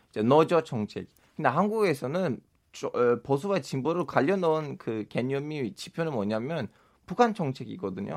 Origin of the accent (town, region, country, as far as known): Turkey; Korean is a second language; moved away as an adult; now in South Korea